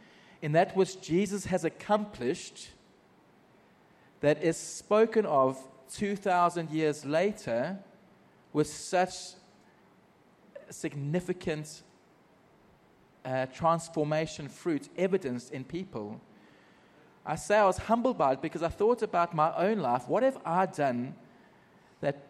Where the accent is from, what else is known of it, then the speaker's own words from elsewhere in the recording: Margate, KwaZulu-Natal, South Africa; moved away as an adult; now in Middle East; I grew up in South Africa in a small surfing community